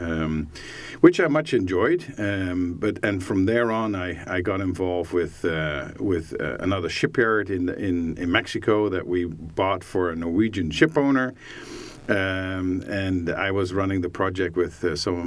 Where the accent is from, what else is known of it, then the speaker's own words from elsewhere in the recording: Netherlands; moved away as an adult; also born or lived in London, United Kingdom; now in Hamilton, Canada; I was born in the Netherlands. I'm a cloggy, wooden head wouldn't listen. So, grew up there until I was about 21